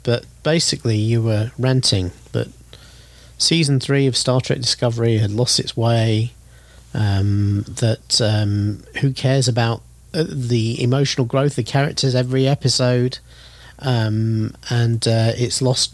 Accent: Florida, United States; growing up in Florida, a lot of the time during my formative years

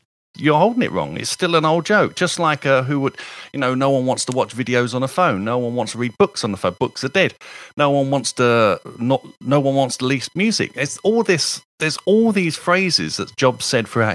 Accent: United Kingdom; As a Brit

